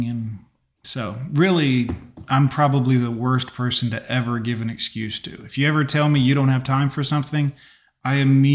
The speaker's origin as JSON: {"language": "English", "town": "Fort Lauderdale", "region": "Florida", "country": "United States", "tie": "born or raised there", "said": "I grew up in Fort Lauderdale in the 90s"}